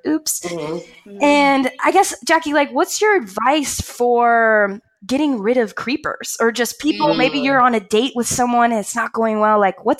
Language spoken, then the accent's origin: English; Kentucky, United States; moved away as an adult; I'm from the South. I'm from Kentucky.